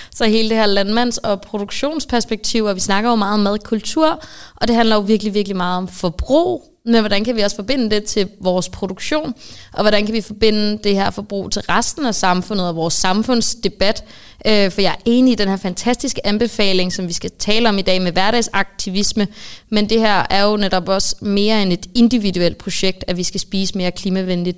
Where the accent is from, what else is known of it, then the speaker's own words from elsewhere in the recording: Østofte, Zealand, Denmark; jeg er født og opvokset i Østofte